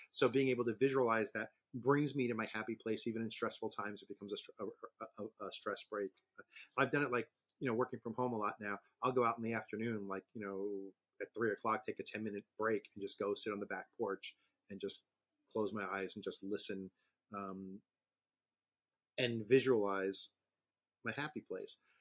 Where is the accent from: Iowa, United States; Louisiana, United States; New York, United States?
New York, United States; New York City; now in North Carolina, United States; I grew up in New York City, but with a summer house in the Pocono Mountains of Pennsylvania